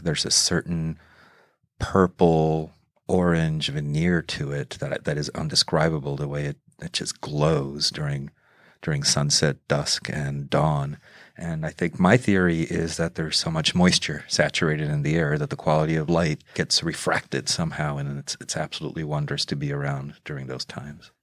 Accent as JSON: {"language": "English", "region": "Mexico City", "country": "Mexico", "tie": "born or raised there", "moved": "yes", "lives_now": "Seattle, United States", "said": "I grew up in Mexico City"}